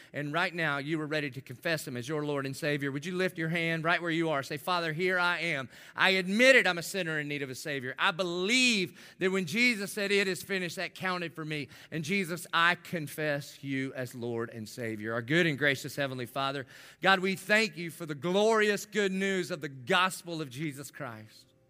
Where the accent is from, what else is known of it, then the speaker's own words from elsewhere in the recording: the South, United States; I grew up in the South